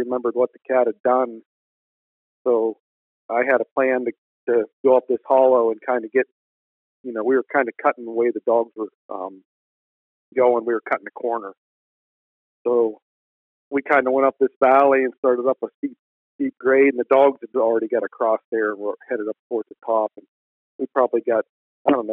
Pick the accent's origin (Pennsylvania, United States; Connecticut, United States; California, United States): Pennsylvania, United States; Northwest; I'm from Northwest Pennsylvania